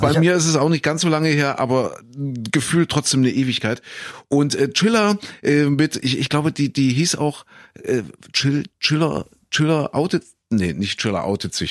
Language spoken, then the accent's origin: German; Köthen, Saxony-Anhalt, Germany; Ich komme ja aus Kuhköthen in Sachsen-Anhalt